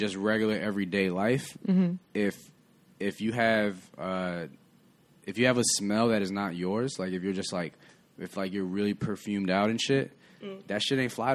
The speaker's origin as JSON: {"language": "English", "town": "Chicago", "region": "Illinois", "country": "United States", "tie": "born or raised there", "said": "I grew up in Chicago"}